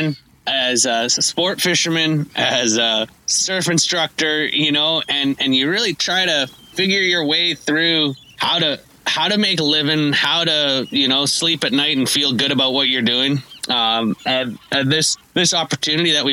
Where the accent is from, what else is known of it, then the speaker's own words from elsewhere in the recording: Tofino, British Columbia, Canada; I grew up here in Tofino